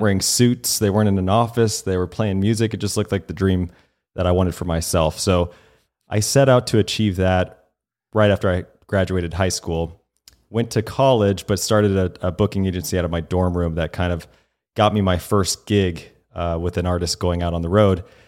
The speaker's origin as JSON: {"language": "English", "region": "the South", "country": "United States", "tie": "born or raised there", "moved": "yes", "said": "I grew up in the South a little bit."}